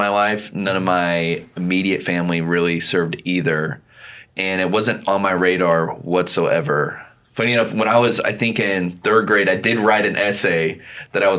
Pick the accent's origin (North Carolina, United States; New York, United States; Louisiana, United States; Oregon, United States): Oregon, United States; Albany; I'm from Albany, Oregon, and I played sports a lot as a kid.